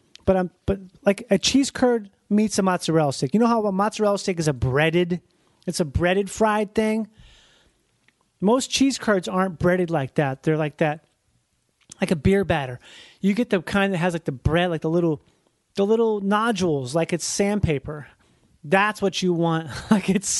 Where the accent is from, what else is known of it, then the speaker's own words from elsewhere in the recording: Rochester, Minnesota, United States; I grew up in Rochester, Minnesota